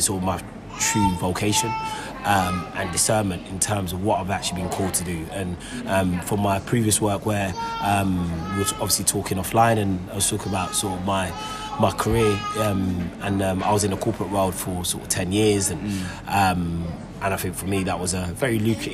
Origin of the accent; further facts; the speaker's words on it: London, United Kingdom; also born or lived in Enfield; Grew up in North London, Tottenham. That's where I grew up